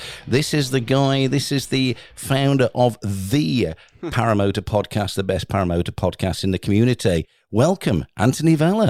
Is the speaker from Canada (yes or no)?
no; England, United Kingdom; we're English